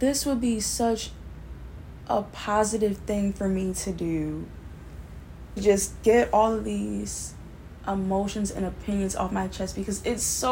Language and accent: English; Baltimore, Maryland, United States; I'm from Baltimore, Maryland, and I'm 19, going on 20